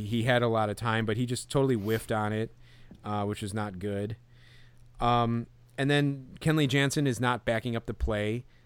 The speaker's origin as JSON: {"language": "English", "town": "Chicago", "region": "Illinois", "country": "United States", "tie": "born or raised there", "said": "growing up in Chicago"}